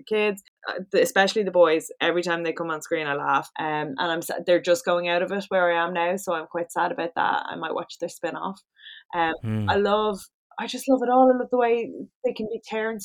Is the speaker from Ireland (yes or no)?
yes; Ireland; we're very Irish